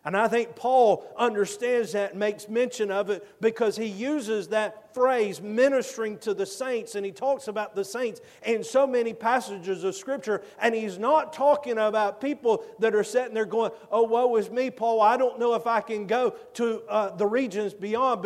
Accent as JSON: {"language": "English", "region": "Georgia", "country": "United States", "said": "I'm from Georgia"}